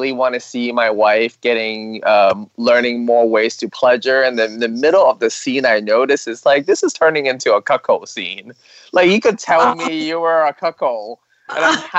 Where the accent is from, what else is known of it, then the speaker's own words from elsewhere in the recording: Hong Kong; I'm Chinese. I'm from Hong Kong.